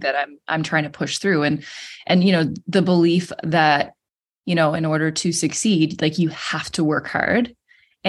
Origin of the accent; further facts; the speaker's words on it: Cape Breton, Nova Scotia, Canada; I am from Cape Breton, Nova Scotia in Canada